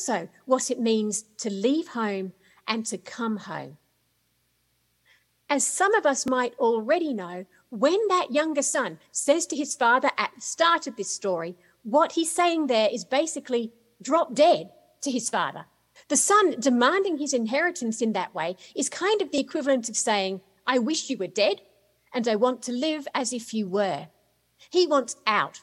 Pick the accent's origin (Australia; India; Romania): Australia; moved away as an adult; also born or lived in United Kingdom; now in United States; Is it Australia, where I was born and brought up? Is it the UK, where I lived for about 10 years? Is it here in the US, where I've lived now for 15 years, although it might not sound like it?